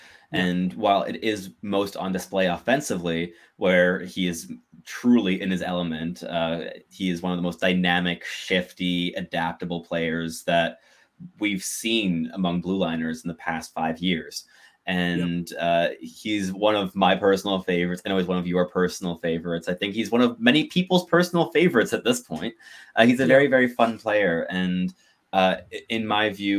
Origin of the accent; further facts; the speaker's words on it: Montreal, Quebec, Canada; now in Ottawa, Canada; I'm also from Montreal, but I mean, I live in Ottawa, originally, but I'm from Montreal. Absolutely. Grew up in Montreal born and bred.